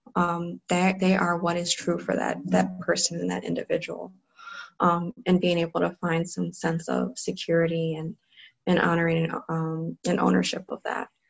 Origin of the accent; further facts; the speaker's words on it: Cleveland, Ohio, United States; I grew up in Cleveland, Ohio, so I was in the Cleveland public school system.